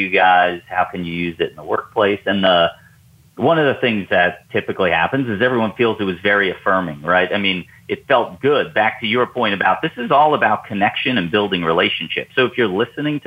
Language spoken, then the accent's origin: English; New York, United States; now in Atlanta, United States; you and I live in the South, Southeast U.S., and I'm originally from New York